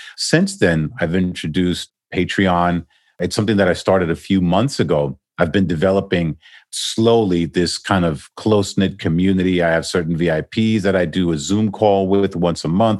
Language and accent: English; New York City, New York, United States; moved away as an adult; also born or lived in Manhattan / New Jersey; now in Miami, United States; I'm originally from New York, born and raised in Queens